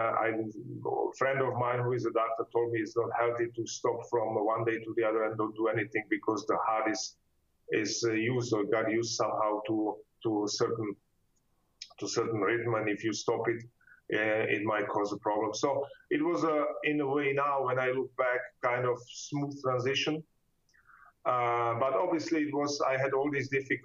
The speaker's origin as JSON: {"language": "English", "town": "Ostrava", "region": "Moravian-Silesian Region", "country": "Czechia", "tie": "born or raised there", "also_born_or_lived": "Germany", "second_language": "English", "moved": "as an adult", "lives_now": "Frankfurt, Germany", "said": "I studied the economics in my hometown in Ostrava"}